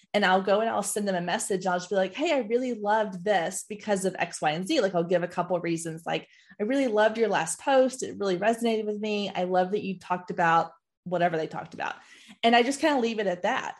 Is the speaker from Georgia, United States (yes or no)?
no; Waco, Texas, United States; also born or lived in Dallas; I grew up in Waco